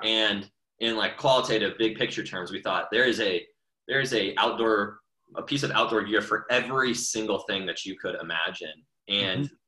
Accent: Atlanta, Georgia, United States; I grew up in Atlanta

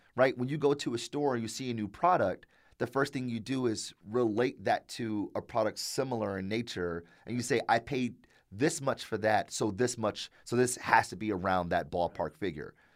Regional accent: Detroit, Michigan, United States; born and raised in Detroit, went to public schools my entire life

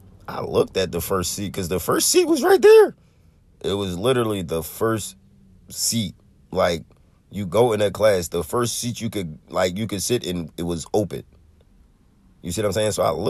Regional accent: Philadelphia, Pennsylvania, United States; I'm from North Philly. I'm in West. I live in Southwest

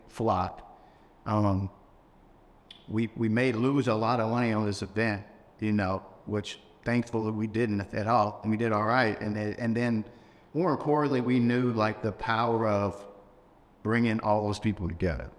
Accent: Louisville, Kentucky, United States; also born or lived in San Diego; My hometown is Louisville. It's where I grew up. I consider that home. But my birth city is San Diego.

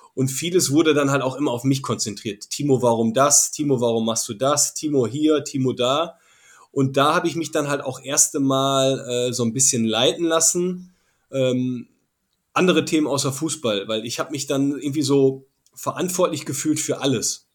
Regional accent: Essen, North Rhine-Westphalia, Germany; moved away as an adult; also born or lived in Salzburg; Ich komme aus dem Ruhrgebiet, äh, ziemliche Malocher-Gegend, Industrie, äh, Kohle, das typische Ruhrgebiet. Wirklich, ich bin ja mitten in Essen aufgewachsen

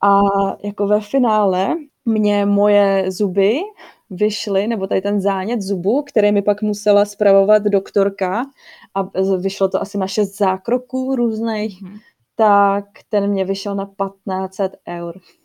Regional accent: Czechia; also born or lived in South Holland, Netherlands; now in Rotterdam area, Netherlands; jsem Češka a že jsem tady

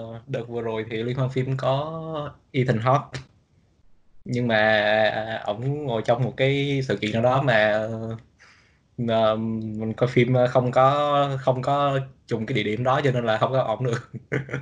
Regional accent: Lâm Đồng, Vietnam; moved away as an adult; now in United States; quê mình ở Lâm Đồng

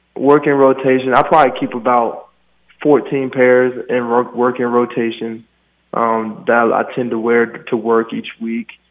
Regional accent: Maryland, United States; moved away; I'm from Maryland. That's home

